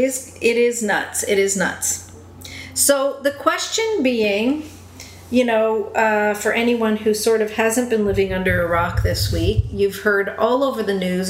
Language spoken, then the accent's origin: English; Canada; as a Canadian